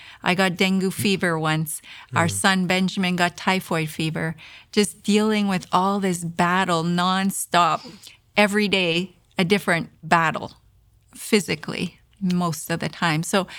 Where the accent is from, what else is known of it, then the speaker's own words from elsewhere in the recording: Canada; Because as a Canadian, I had never experienced anything like that before.